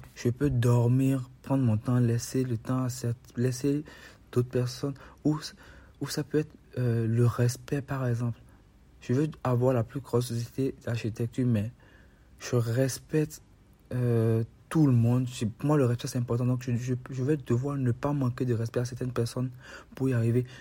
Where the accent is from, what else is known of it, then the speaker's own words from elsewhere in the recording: Benin; Chez nous, au Bénin